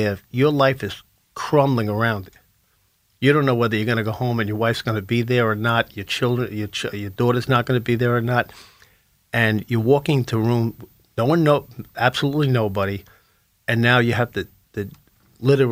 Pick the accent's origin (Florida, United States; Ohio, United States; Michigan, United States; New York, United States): New York, United States; Lynbrook; my hometown in Lynbrook